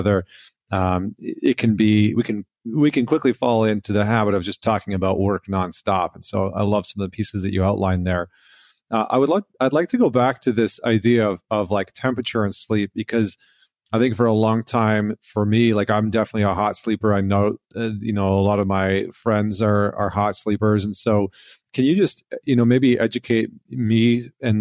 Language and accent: English; Alberta, Canada; moved away as an adult; now in New York, United States; I grew up in Alberta, in Canada